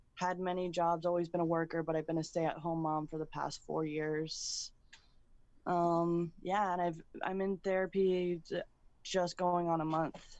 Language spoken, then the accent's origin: English; Sarasota, Florida, United States; I am from Sarasota, Florida originally